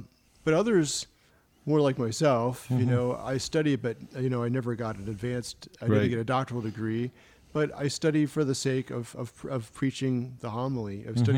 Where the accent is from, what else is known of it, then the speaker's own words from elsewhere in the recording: Maryland, United States; also born or lived in Virginia; No, originally from Virginia, I grew up in Maryland.